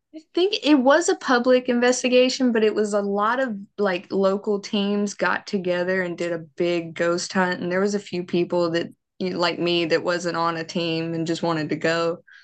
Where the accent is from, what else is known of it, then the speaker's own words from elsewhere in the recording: Mississippi, United States; accent: southern; I was raised Baptist. I'm from the South. Mississippi is very much Baptist